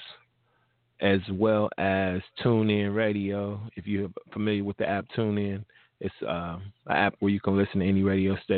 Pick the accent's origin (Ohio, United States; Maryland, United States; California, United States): Ohio, United States; Cincinnati; my hometown. 513